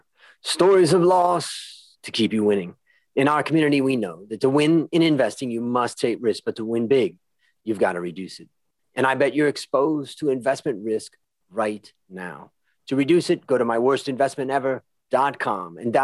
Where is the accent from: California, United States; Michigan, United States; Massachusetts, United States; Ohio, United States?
Ohio, United States; Hudson; I grew up outside of Cleveland in a little town called Hudson.